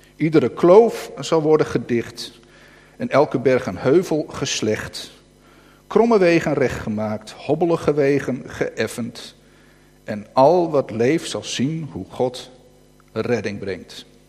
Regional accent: North Holland, Netherlands; accent: Noord-Hollands; Ik begin echt Noord-Hollands te gaat lezen, weet je, echt Noord-Hollands eh, te praten

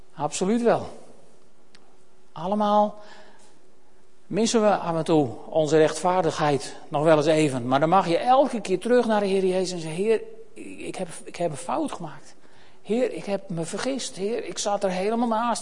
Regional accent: Netherlands; we Nederlanders

